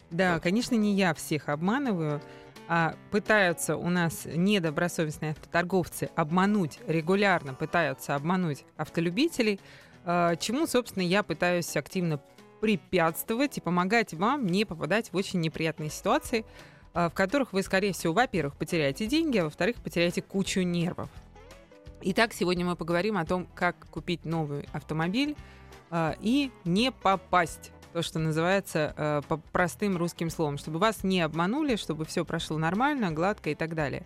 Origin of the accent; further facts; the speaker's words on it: Moscow, Russia; мы москвичи, что мы местные